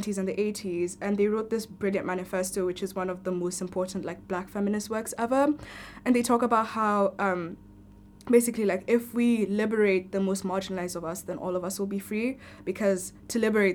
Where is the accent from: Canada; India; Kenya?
Kenya; moved away as an adult; now in Cardiff, United Kingdom; I'm an international student. I'm originally from Kenya